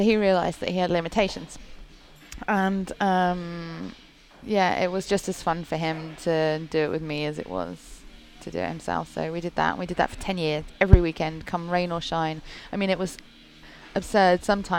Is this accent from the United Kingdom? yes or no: yes; United Kingdom; accent: British; I sound British. So I sound like a mongrel. British. Although every American seems to think I'm from Australia.